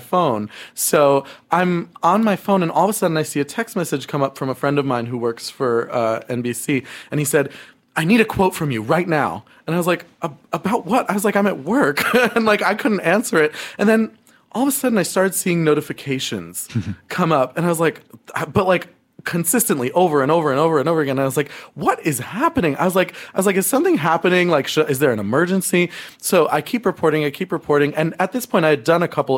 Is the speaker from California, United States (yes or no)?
no; Berkeley Heights, New Jersey, United States; also born or lived in Summit, New Jersey; now in New York City, United States; I'm from right next door to Summit. I'm from a little town called Berkeley Heights